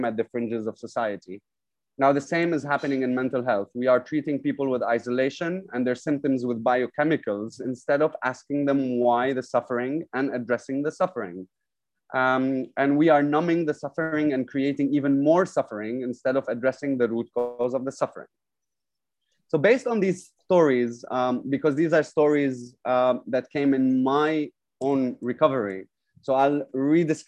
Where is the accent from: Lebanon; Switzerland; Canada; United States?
Lebanon; now in Dubai, United Arab Emirates; I'm from Lebanon